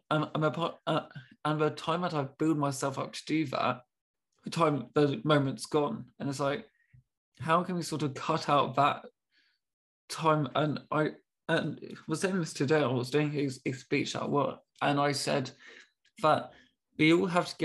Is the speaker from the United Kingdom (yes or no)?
yes; United Kingdom; being very British, I'm, I'm so sorry, I'm really confused.